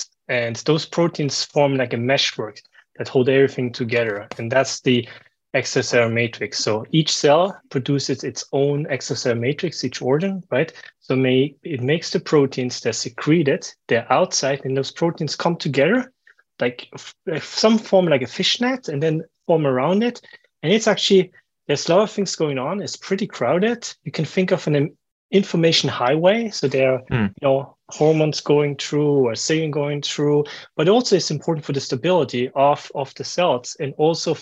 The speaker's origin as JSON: {"language": "English", "country": "Switzerland", "tie": "born or raised there", "also_born_or_lived": "New York / Boston", "said": "I'm originally from Switzerland. I was born in Switzerland."}